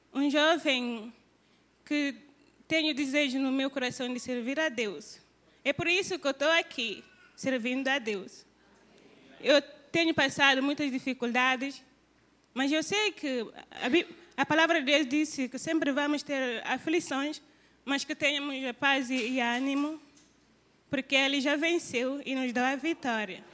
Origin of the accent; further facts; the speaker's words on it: Guinea-Bissau; moved away as an adult; now in Brazil; eu sou de Guiné-Bissau e eu estou aqui estudando no seminário Cristo para as Nações